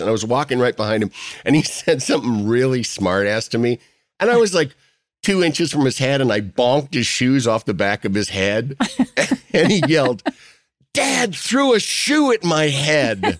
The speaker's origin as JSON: {"language": "English", "town": "Yorkville", "region": "Illinois", "country": "United States", "said": "coming from Yorkville, Illinois, which is just suburban, you know, kinda rural slash suburban America, flat bean fields"}